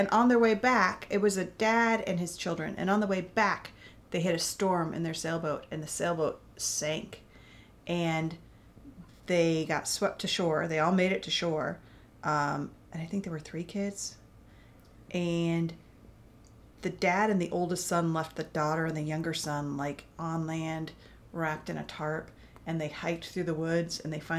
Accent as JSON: {"language": "English", "region": "Alaska", "country": "United States", "tie": "born or raised there", "said": "See, I'm trying to think about what we got scared of growing up in Alaska."}